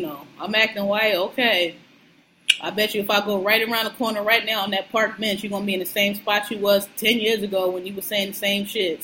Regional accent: Philadelphia, Pennsylvania, United States; I'm from Philly, born and raised

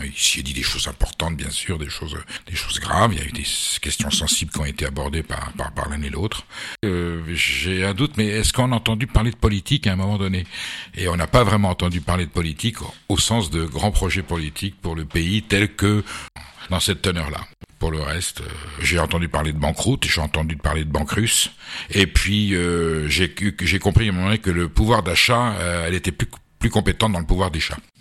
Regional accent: Basque Country, Nouvelle-Aquitaine, France; also born or lived in Boulogne-Billancourt; je suis basque et on vivait au Pays basque

